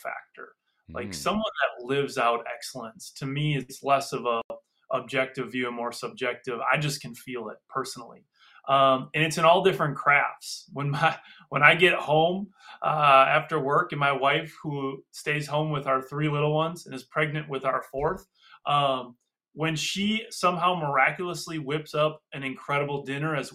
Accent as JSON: {"language": "English", "town": "Freedom", "region": "Wisconsin", "country": "United States", "tie": "born or raised there", "said": "I'm from Freedom, Wisconsin"}